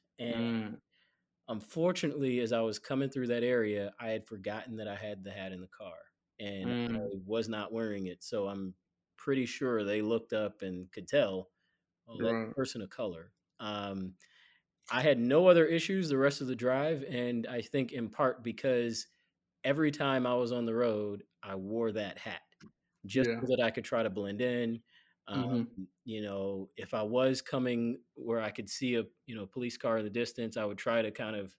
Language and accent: English; Chicago, Illinois, United States; Where are you from? Oh, Chicago.